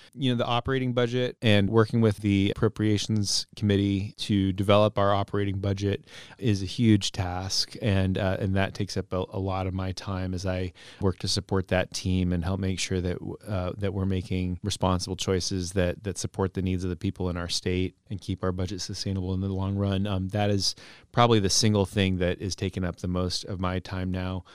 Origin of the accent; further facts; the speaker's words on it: Burien, Washington, United States; also born or lived in West Seattle; now in Seattle, United States; I grew up in Burien and used to live in Burien. I live in West Seattle now